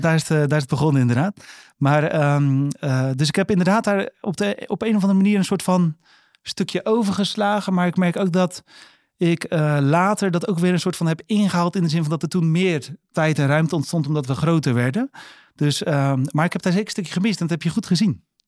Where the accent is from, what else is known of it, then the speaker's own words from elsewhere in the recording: Netherlands; Wij zijn opgegroeid in Boomkwekerijdorp